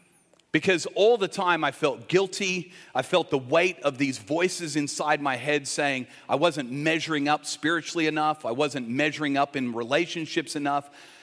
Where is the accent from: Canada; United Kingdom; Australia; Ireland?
Australia; born there; When I was born here in Australia, but I was born to American parents. So I'm what they call a U.S. citizen born abroad.